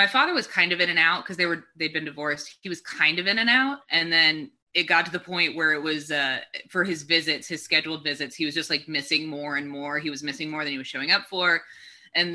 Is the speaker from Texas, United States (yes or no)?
yes; Texas, United States; also born or lived in Hawaii; I grew up in Texas